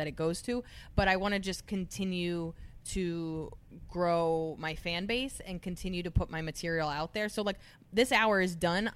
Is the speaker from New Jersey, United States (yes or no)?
yes; New Jersey, United States; moved away as an adult; now in New York City, United States; I'm so East Coast and I'm so Jersey, New York